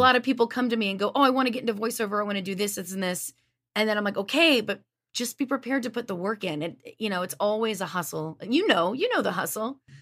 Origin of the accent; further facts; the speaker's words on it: Lafayette, Louisiana, United States; moved away as an adult; also born or lived in Las Vegas; I'm from Lafayette, Louisiana